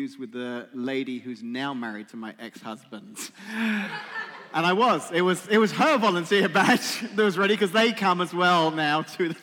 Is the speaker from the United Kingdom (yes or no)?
yes; England, United Kingdom; moved away; I'm English